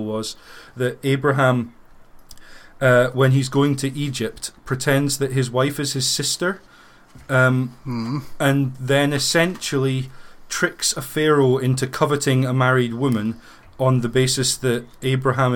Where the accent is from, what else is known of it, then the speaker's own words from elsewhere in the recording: United Kingdom; growing up in Britain